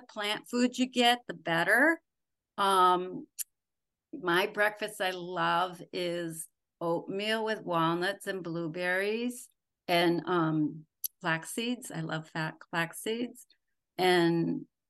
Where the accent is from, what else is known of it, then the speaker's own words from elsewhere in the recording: Wisconsin, United States; moved away; I'm a girl from Wisconsin.